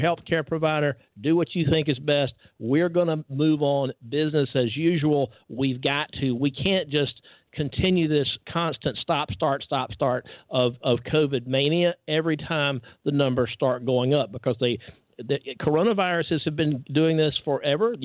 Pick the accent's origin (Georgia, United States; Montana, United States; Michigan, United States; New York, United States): Georgia, United States; The University of Georgia, right here in my home state